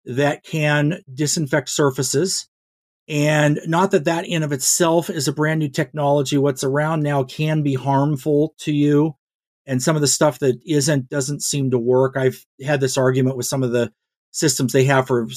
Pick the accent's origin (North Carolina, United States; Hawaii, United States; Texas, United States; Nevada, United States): Nevada, United States; Northern; growing up in Northern Nevada